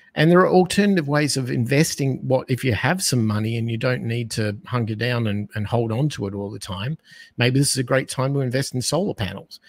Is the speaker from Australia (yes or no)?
yes; Australia; accent: Australian; moved away as an adult; now in United States; I'm from Australia, that's where my accent is, and I spent the first twenty-five years of my life as an Australian being raised under the Australian economic concepts